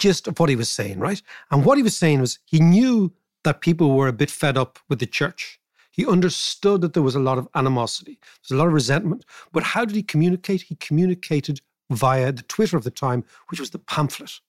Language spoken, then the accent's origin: English; Ireland; I am Irish